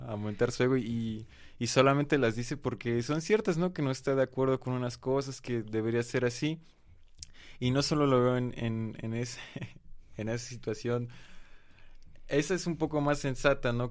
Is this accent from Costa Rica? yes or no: no; Mexico